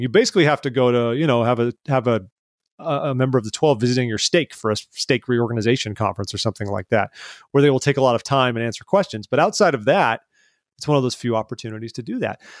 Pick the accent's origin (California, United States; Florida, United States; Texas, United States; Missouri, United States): California, United States; Placentia; moved away as an adult; also born or lived in Utah; I grew up in the ci, in a city called Placentia